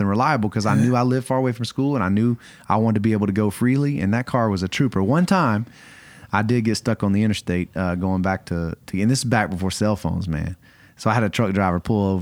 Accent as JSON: {"language": "English", "area": "just outside of Atlanta", "region": "Georgia", "country": "United States", "also_born_or_lived": "Arkadelphia, Arkansas", "said": "I'm from Georgia, just outside of Atlanta"}